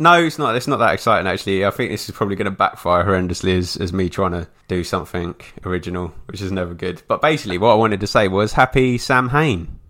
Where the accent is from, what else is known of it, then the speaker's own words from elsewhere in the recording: England, United Kingdom; being English